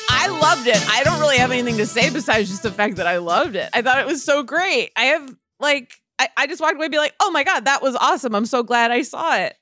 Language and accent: English; Scarsdale, New York, United States; That was what growing up in Scarsdale was like